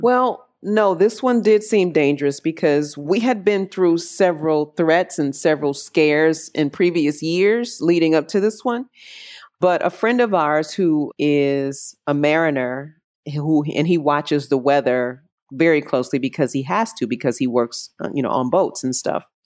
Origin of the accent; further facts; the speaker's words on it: Chicago, Illinois, United States; moved away as an adult; now in Puerto Rico; I'm originally from Chicago, born and raised Southside, and love Chicago to this day